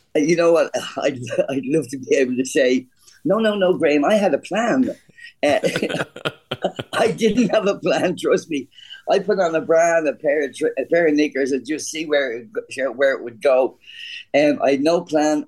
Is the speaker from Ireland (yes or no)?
yes; Ireland; I'm an Irish kid from a, from, a, from a, quite a poor neighborhood